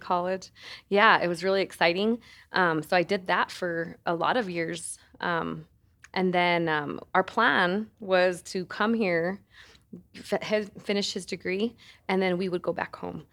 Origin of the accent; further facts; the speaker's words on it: San Luis, Colorado, United States; moved away as an adult; also born or lived in Alamosa, Colorado; now in Denver, United States; I, um, am from the San Luis Valley, born and raised